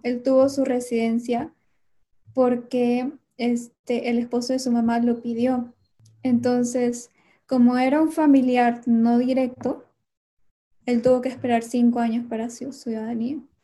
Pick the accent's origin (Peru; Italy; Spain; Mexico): Peru; Lima; moved away as an adult; now in Washington, United States; yo soy de Lima